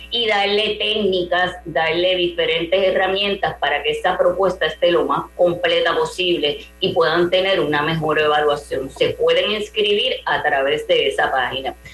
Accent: Puerto Rico; y yo que, como puertorriqueña no pronuncio mucho la e, S, lo enfatizo para que sepan que es en plural donativos ambientales

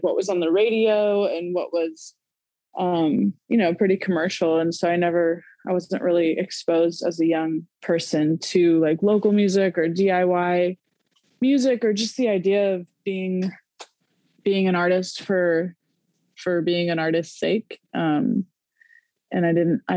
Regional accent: Norman, Oklahoma, United States; now in Oklahoma City, United States; I grew up in Norman, Oklahoma, and I'm currently living in Oklahoma City.

